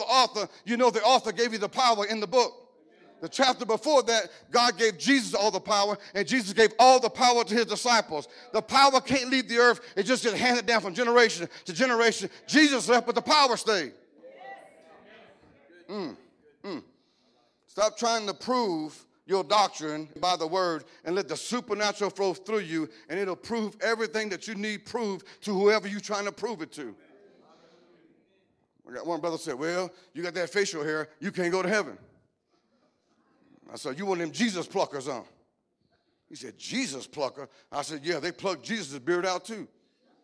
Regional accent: Cajun, Louisiana, United States; I'm Cajun

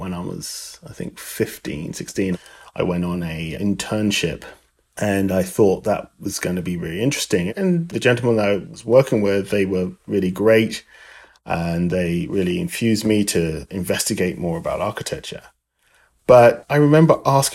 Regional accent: London, United Kingdom; moved away as an adult; now in United States; I originally am from London, England. I've lived in the US for over 24 years

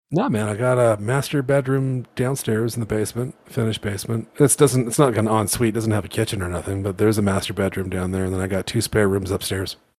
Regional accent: Toronto, Ontario, Canada; moved away as an adult; now in Alberta, Canada; So I grew up in Toronto, which is in Ontario.

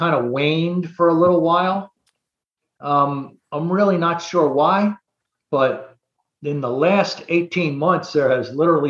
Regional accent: Atlantic City, New Jersey, United States; moved away as an adult; also born or lived in Brigantine, New Jersey; now in Florida, United States; I'm actually from Atlantic City, New Jersey. I came to Florida in 2004.

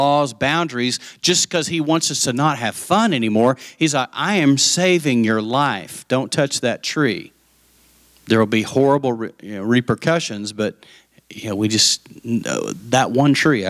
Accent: West Texas, United States; I grew up in West Texas

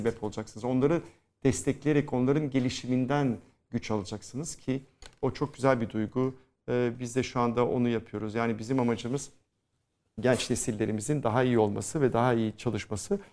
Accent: Istanbul, Turkey; biz Rumlar da o dönemde kopya ekana derdik

